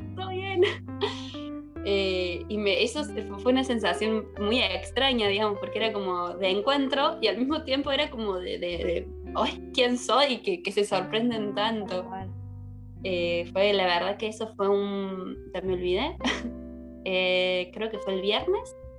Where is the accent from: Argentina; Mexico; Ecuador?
Argentina; Córdoba; también soy de Córdoba